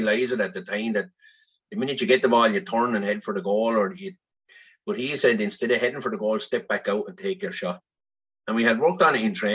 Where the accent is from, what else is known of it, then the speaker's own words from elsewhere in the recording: Gorey, Leinster, Ireland; The lodge in Marfield House is where I was born. And it was just inside of Gorey. I would have went to school in Gorey.